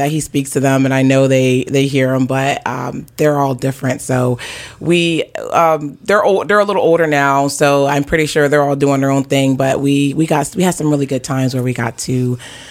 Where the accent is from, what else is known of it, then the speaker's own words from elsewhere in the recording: Delaware, United States; I am born and raised in Delaware